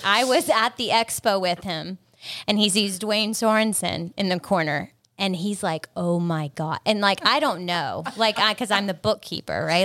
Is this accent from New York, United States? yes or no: no; South Carolina, United States; accent: South Carolina; moved away as an adult; also born or lived in Boca Raton, Florida; now in Fort Lauderdale, United States; really South Carolina's our home